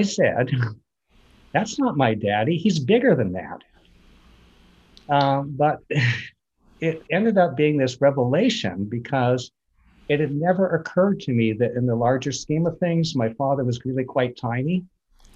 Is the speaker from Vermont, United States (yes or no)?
yes; Vermont, United States; grew up in Vermont